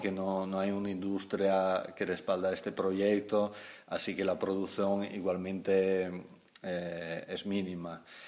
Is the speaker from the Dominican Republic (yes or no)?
no; near Venice, Veneto, Italy; moved away as an adult; also born or lived in France / Spain; me formé, nací en, en Italia, cerca de Venecia.